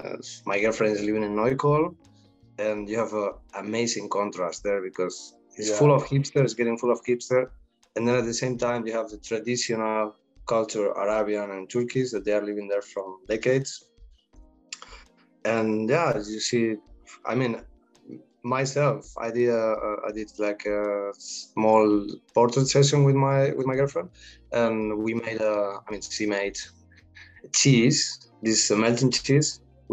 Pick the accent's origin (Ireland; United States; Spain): Spain; English is a second language; No, I come from Spain when the people is mostly shy, even though there's the rest of the world said, no, they're Spanish, flamenco, paella, oh, fiesta.